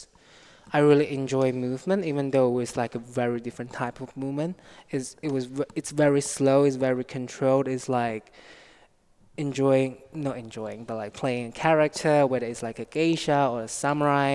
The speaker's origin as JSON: {"language": "English", "town": "Nanning", "region": "Guangxi", "country": "China", "tie": "born or raised there", "moved": "as an adult", "lives_now": "United Kingdom", "said": "I was born in China, South China, a small city called Nanning"}